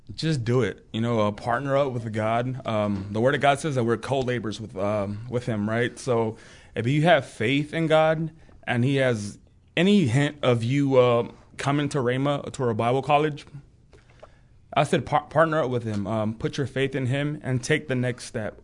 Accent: California, United States; moved away as an adult; now in Broken Arrow, United States; I'm from California

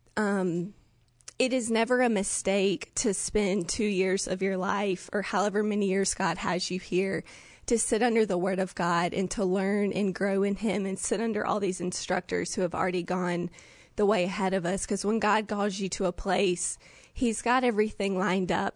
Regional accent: Jackson, Mississippi, United States; I'm from Jackson, Mississippi

